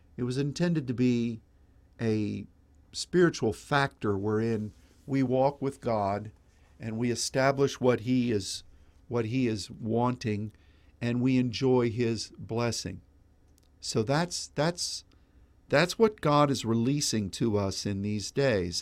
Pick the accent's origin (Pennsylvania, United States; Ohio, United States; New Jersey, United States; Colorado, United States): Pennsylvania, United States; now in Dallas, United States; my boyhood, uh, time when I grew up in Pennsylvania